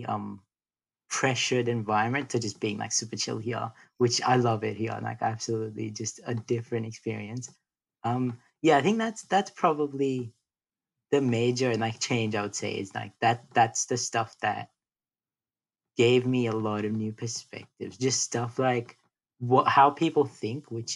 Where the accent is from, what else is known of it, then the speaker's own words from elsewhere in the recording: Delhi, India; first language Hindi and English; now in Australia; I was born in Delhi, so North India. And I was born actually in a small town, and then we moved pretty quickly to Delhi